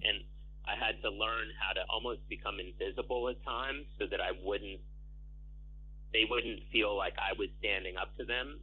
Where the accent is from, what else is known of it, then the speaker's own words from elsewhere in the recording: New York, United States; having spent my whole life you know, as a New Yorker